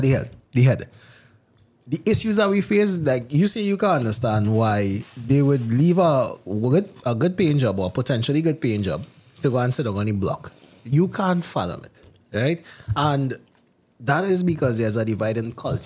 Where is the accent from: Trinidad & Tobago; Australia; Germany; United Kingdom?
Trinidad & Tobago; I am a Trinidadian.